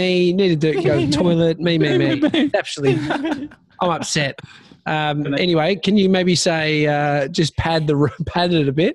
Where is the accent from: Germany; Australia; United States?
Australia; we're all Aussie. A lot of us are Aussies here